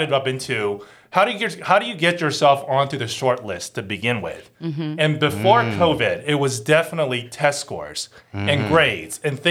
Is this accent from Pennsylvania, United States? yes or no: yes; Philadelphia, Pennsylvania, United States; also born or lived in Taiwan; I was born in Taiwan and I grew up in Philadelphia